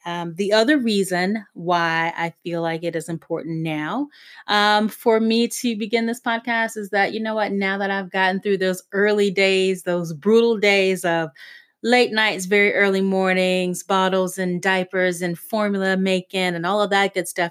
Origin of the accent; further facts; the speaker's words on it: South Carolina, United States; moved away; I wasn't necessarily born in South Carolina, but was raised in South Carolina.